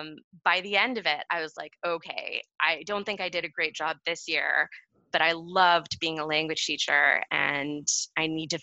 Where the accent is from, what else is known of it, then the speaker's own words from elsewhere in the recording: Canada; I do think that as a Canadian teacher, that has been, you know, my goal is to honor that.